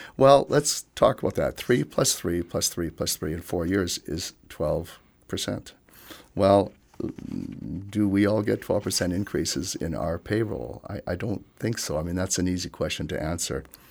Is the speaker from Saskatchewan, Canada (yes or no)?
yes; Yorkton, Saskatchewan, Canada; I was born in Yorkton along with my siblings. I was raised here and received all my education here as well.